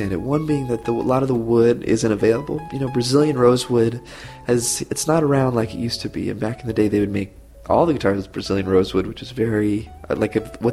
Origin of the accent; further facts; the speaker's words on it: Santa Rosa, California, United States; also born or lived in Tiburon, California; I grew up in Santa Rosa, which is Sonoma County, like wine country